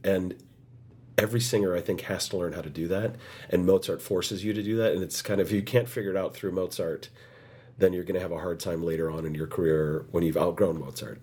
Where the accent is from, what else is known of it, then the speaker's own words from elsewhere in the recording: United States; I was the only American in that cast